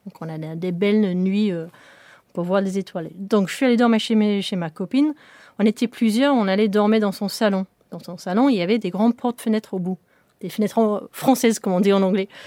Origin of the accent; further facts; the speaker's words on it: England, United Kingdom; French is a second language; cette, usine quand j'étais une petite fille en Angleterre